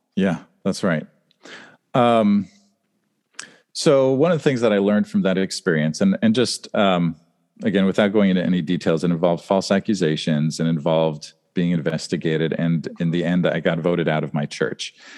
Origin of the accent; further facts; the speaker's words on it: Western Pennsylvania near Pittsburgh, United States; moved away as an adult; also born or lived in Los Angeles, California / Germany; we moved to Western Pennsylvania near Pittsburgh, and, um, then I lived there from sixth grade through college